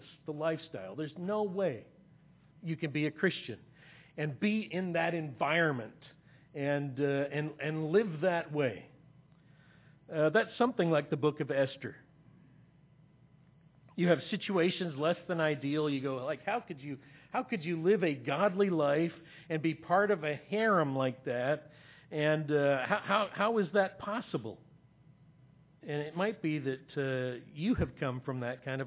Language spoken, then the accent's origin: English; Ontario, Canada; we're from Ontario. We're from Canada. From Ontario, Canada